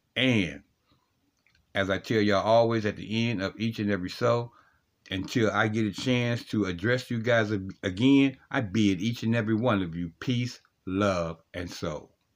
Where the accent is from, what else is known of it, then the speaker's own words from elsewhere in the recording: Ohio, United States; Ohio, uh, my home state